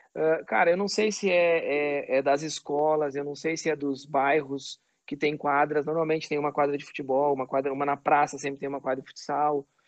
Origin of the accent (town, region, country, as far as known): Caxias do Sul, Rio Grande do Sul, Brazil; born or raised there; also born or lived in Farroupilha